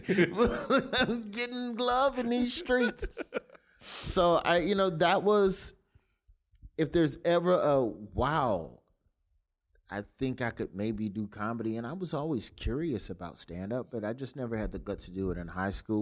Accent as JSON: {"language": "English", "town": "Birmingham", "region": "Alabama", "country": "United States", "tie": "born or raised there", "said": "I grew up in West End"}